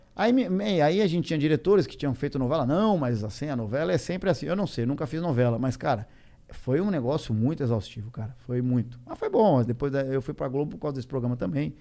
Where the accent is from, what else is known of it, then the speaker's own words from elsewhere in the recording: São Paulo, Brazil; eu sou paulista